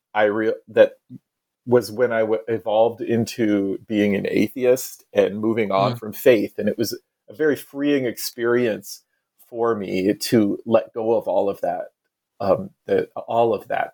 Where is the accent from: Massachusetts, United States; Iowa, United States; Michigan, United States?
Iowa, United States; now in Salem, United States; I grew up in Iowa on the Mississippi River